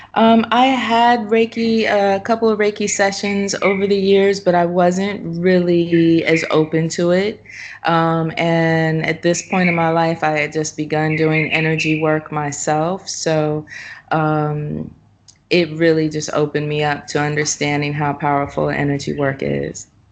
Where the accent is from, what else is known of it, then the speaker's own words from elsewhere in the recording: Los Angeles, California, United States; now in Ubud, Indonesia; I'm from Los Angeles, California